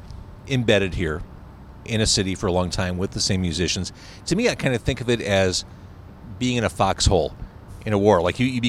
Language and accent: English; Chicago, Illinois, United States; as a Chicagoan